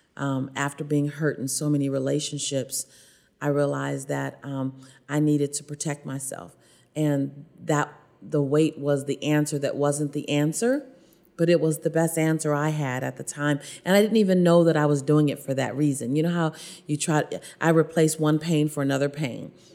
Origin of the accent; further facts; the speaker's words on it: Los Angeles, California, United States; born or raised there